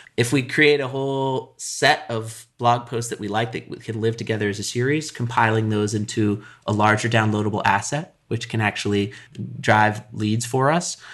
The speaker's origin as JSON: {"language": "English", "region": "Colorado", "country": "United States", "tie": "born or raised there", "said": "I grew up in Colorado"}